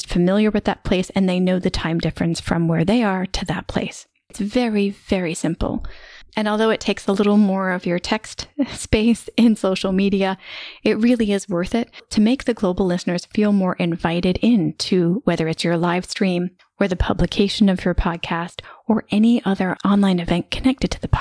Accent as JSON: {"language": "English", "country": "United States", "moved": "as an adult", "said": "I spent the majority of the past 16 years living outside my home country, which is the US."}